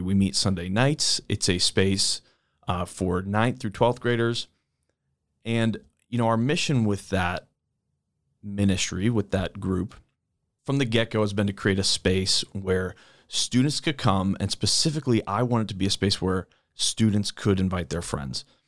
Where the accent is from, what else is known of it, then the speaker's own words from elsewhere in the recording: East Coast, United States; moved away as an adult; also born or lived in Saint Louis area; now in St. Louis, United States; I grew up on the East Coast